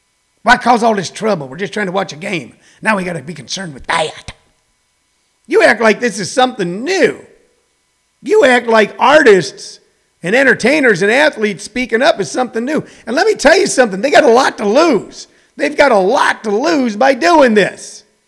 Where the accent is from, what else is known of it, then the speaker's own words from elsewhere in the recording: Midwest, United States; I'm from the Midwest